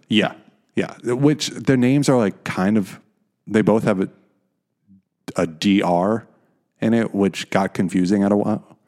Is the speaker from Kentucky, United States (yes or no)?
no; Chicago, Illinois, United States; now in Netherlands; I come from Chicago